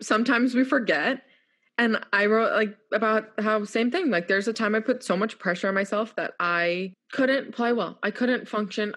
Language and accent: English; New York, United States; moved away as an adult; also born or lived in Houston; now in North Carolina, United States; I'm this feisty New Yorker.